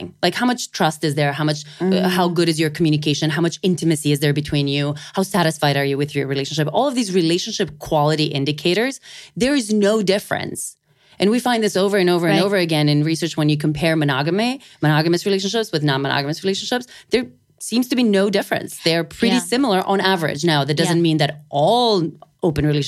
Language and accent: English; North Macedonia; moved away; I'm from Macedonia originally. In the summer, I was back home